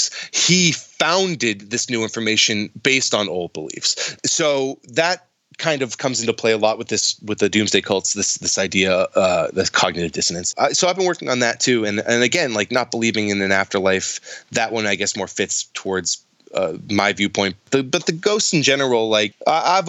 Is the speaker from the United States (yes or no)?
yes; New England, United States; moved away as an adult; also born or lived in Los Angeles; I'm from New England